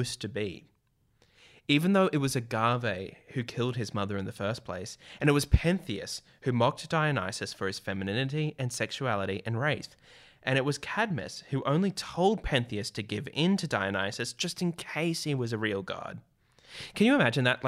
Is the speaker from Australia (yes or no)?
yes; Australia